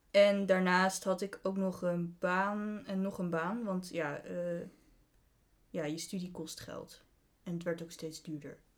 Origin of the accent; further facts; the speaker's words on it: Deventer, Overijssel, Netherlands; Ik woonde in Groningen. Ik kom overigens wel uit Deventer. Kun je ook horen aan mijn, eh, mijn accent.